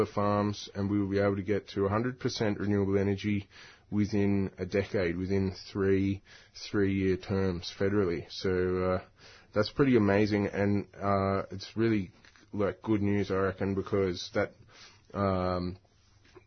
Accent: Newcastle, New South Wales, Australia; my hometown, Newcastle

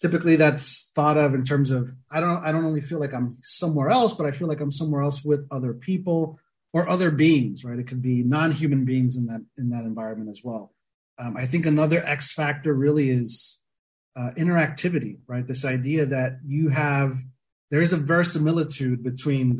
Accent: South Florida near Miami, United States; I grew up in South Florida near Miami, you know, grew up a beach bum

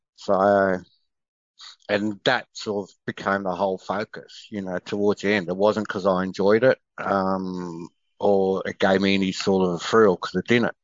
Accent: Sydney, New South Wales, Australia; growing up in Sydney, you know, you always had these sporting clubs

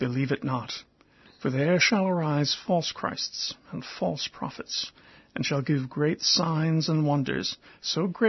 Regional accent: United States; as an American with some inside experience of the evangelical mindset

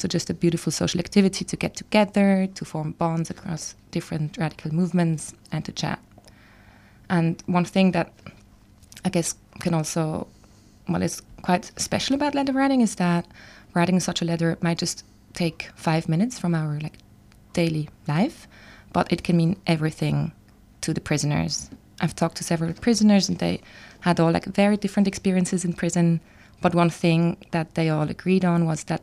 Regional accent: Basel, Basel-Stadt, Switzerland; now in Melbourne, Australia; So I'm from Basel, which is a small city in Switzerland

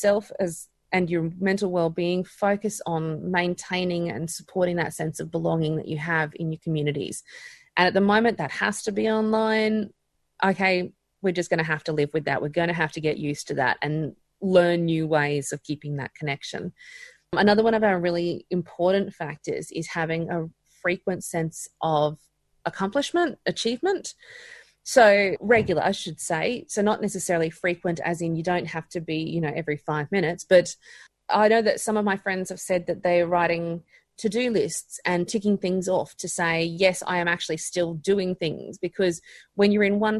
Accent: Queensland, Australia; I'm a Queenslander

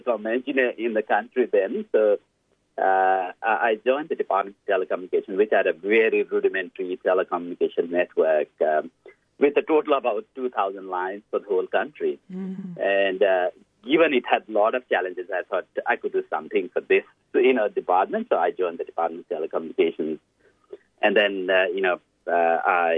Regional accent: Lamidara, Southern Bhutan, Bhutan; moved away as an adult; also born or lived in Paro, Bhutan; now in Blacktown, Australia; I grew up in Lamidara, a very remote village in Southern Bhutan

